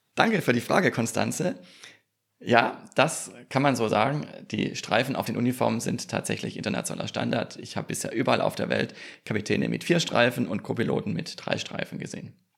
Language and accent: German; Swabia, foot of the Swabian Jura on the Neckar, Baden-Württemberg, Germany; now in Bergstraße, Germany; Ich bin gebürtiger Schwabe am Fuße der Schwäbischen Alb und am schönen Neckar vor 40 Jahren geboren, wohne aber inzwischen in Südhessen an der schönen Bergstraße.